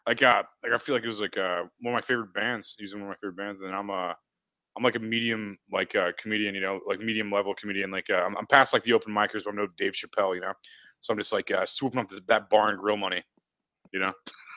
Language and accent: English; O'Fallon, Missouri, United States; also born or lived in St. Louis; Yeah, I'm from O'Fallon originally.